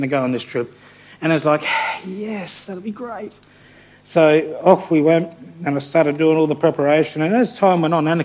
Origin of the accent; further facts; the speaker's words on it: England, United Kingdom; now in Australia; I'm not an Australian citizen, I'm a POM. I've got an English passport and I have a visa that says I can return to Australia